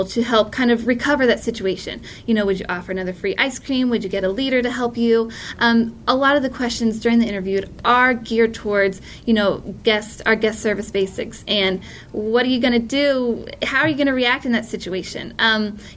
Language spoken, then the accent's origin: English; Texas, United States; moved away as an adult; I'm originally from Texas